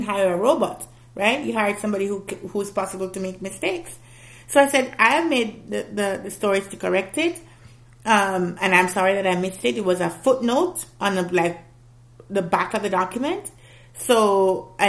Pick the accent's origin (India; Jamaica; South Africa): Jamaica; I'm not black American, I'm a Jamaican